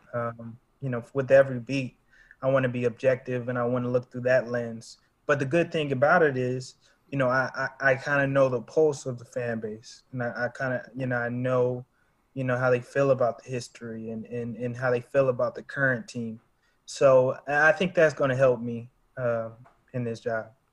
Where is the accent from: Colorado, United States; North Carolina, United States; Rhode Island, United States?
North Carolina, United States; Charlotte; also born or lived in Durham; I'm originally from Charlotte, um, born and raised